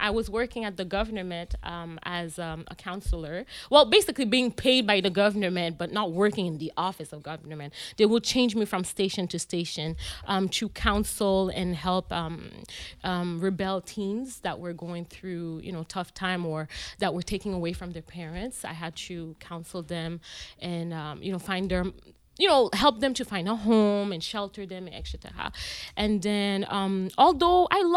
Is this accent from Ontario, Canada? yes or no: yes; Ottawa, Ontario, Canada; also born or lived in Haiti; I was born in Haiti, and I came to Canada when I was 5 years old in 1999. Yes, we came to Alta Vista